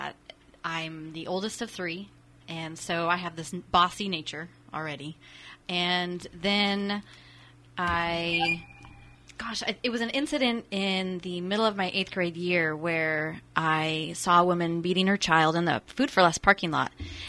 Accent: Santa Rosa, California, United States; I was born and raised mostly in Santa Rosa.

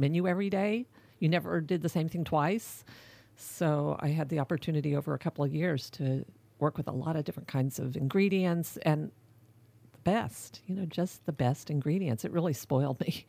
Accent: Dallas, Texas, United States; moved away as an adult; also born or lived in California; I grew up in Dallas

